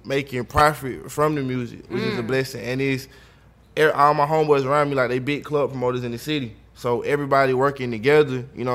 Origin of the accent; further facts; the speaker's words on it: Atlanta, Georgia, United States; also born or lived in Florida; I'm from East Atlanta. I'm from Zone 6.